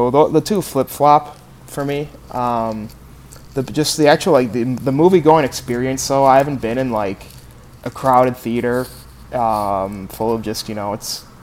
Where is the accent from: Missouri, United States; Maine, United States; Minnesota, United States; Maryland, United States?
Minnesota, United States; now in Chicago, United States; as a Minnesota. Minnesotan